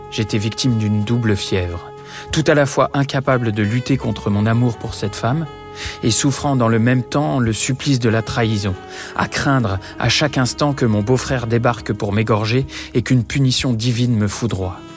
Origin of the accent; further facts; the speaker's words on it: Poland; Moi, je suis polonais, marié avec une calabraise.